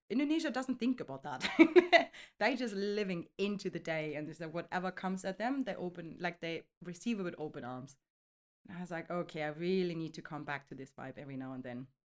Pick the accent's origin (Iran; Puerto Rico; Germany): Germany; now in London, United Kingdom; originally I'm coming from Germany. I'm thirty-five years now. I'm living in London